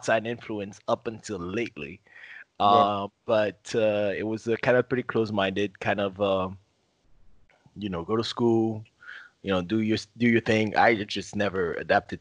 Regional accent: Haiti; moved away as an adult; also born or lived in Nassau County, New York / Savannah, Georgia; now in Miami, United States; I'm originally from Haiti.

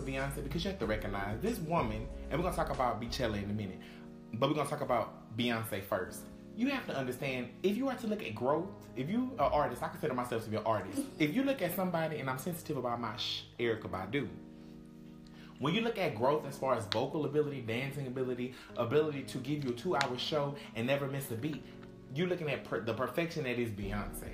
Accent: Texas, United States; I'm from Texas

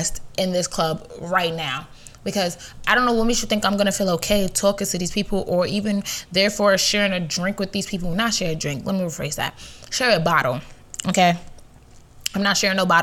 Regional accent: New York, United States; I'm a New Yorker.

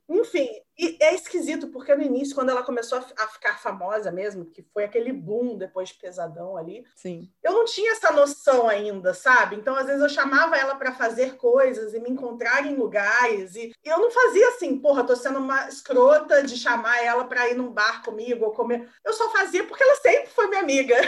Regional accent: Caxambu, Minas Gerais, Brazil; moved away as an adult; now in Rio de Janeiro, Brazil; eu vim de Minas, eu sou mineira, morei em Minas até terminar a escola, né, até os 18. E aí eu vim para o Rio

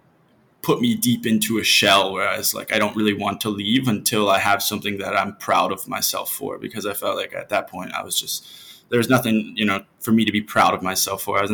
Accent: Cincinnati, Ohio, United States; moved away as an adult; now in Mazatlan, Mexico; I'm from Ohio, from Cincinnati, and in Ohio, it's a very repetitive place in the States

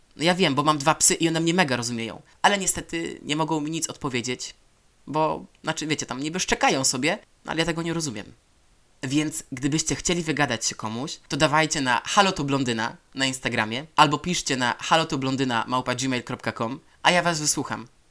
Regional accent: Poland; moved away as an adult; Ja e, na to, że z Polszy.

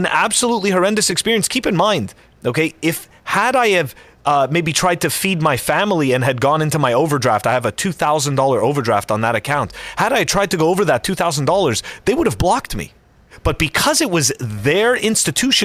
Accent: Canada; moved away; I am still a Canadian resident

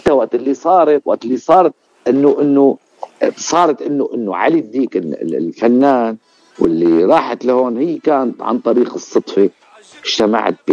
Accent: Al-Zaytuni, Ras al-Basit, Latakia Governorate, Syria; في قرية اسمها رأس البسيط المنطقة منطقة رأس البسيط

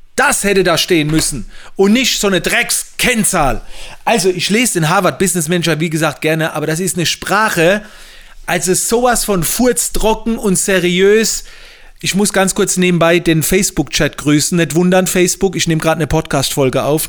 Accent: Mannheim, Baden-Württemberg, Germany; bei uns in Mannheim

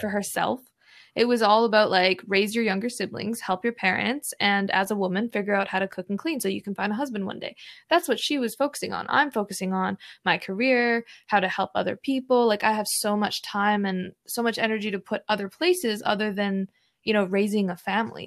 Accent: Alberta, Canada; me and my siblings were born and raised in Canada

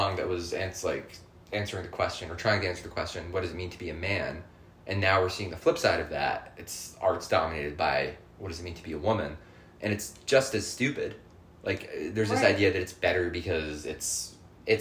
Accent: United States; I'm American

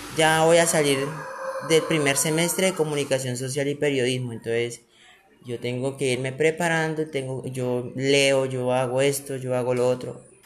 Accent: Colombia; aquí en Colombia, en, su, en el país de ellos y en mi país

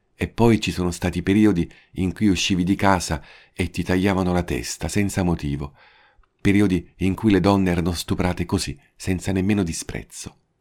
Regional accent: Italy; now in Japan; Sono italiano

